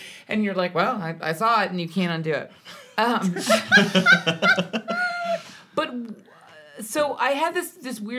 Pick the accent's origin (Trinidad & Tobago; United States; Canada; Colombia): United States; Hawaii; My mom's partly Irish, but I grew up in Hawaii